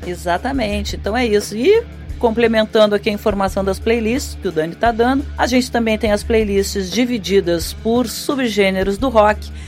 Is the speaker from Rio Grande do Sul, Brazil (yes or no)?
yes; Rio Grande do Sul, Brazil; eu sou gaúcha